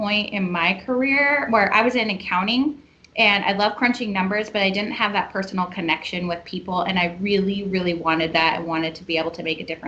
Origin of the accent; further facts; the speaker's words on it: Idaho, United States; also born or lived in Boise, Idaho; I was born in Idaho. I've been in Boise for a little over 20 years.